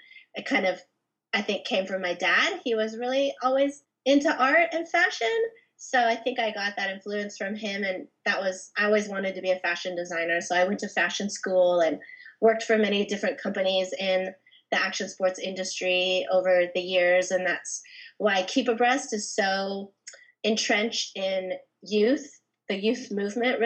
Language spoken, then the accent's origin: English; San Diego, California, United States; also born or lived in Anaheim, California / Del Mar, California / Encinitas, California / Solana Beach, California; now in Los Angeles, United States; I lived in Anaheim until I was like 10, and then I moved to San Diego to Scripps Ranch, and I went to Mira Mesa High School